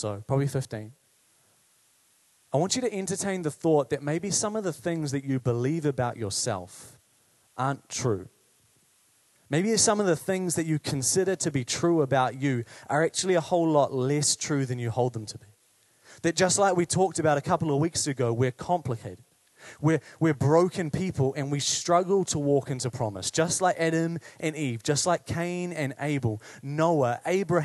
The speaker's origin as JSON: {"language": "English", "town": "Paraparaumu", "region": "Wellington", "country": "New Zealand", "tie": "born or raised there", "said": "I grew up in Parapara'umu"}